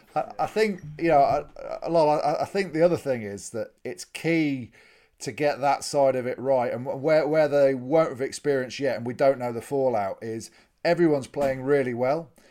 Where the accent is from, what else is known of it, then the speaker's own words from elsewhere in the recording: England, United Kingdom; as an Englishman